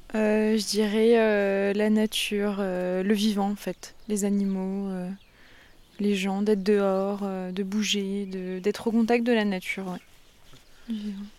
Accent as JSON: {"language": "French", "area": "Lorraine", "region": "Grand Est", "country": "France", "tie": "born or raised there", "said": "je suis née quand même en Lorraine"}